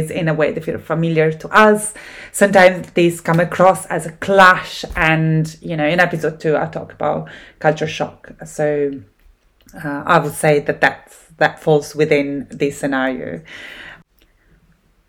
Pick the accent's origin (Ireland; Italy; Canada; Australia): Italy; accent: Italian; English is a second language; now in Scotland, United Kingdom; I'm Italian, as my accent gives away. I live in Scotland at the moment